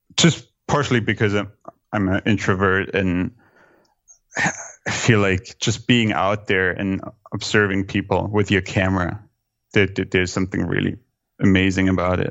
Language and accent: English; Germany; now in New York City, United States; growing up in Germany